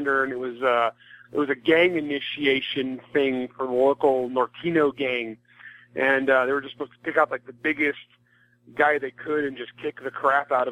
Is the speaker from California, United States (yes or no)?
yes; California, United States; also born or lived in Alabama / Mississippi; I grew up in California, a very rural part of California